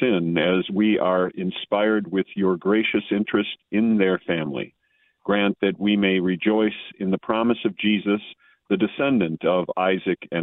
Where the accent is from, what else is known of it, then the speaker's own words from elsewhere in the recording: Wisconsin, United States; now in Minnesota, United States; I'm from Wisconsin, and I remember times waking up in the morning, even in southern Wisconsin